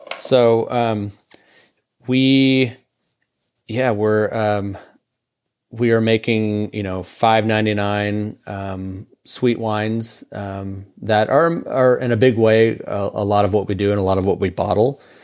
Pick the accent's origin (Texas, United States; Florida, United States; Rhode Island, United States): Texas, United States; Houston; moved away as an adult; now in Lubbock, United States; I grew up in Houston.